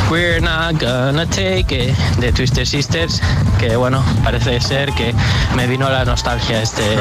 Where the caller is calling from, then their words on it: Madrid, Community of Madrid, Spain; Buenos días, agitadores. Aquí … desde Madrid.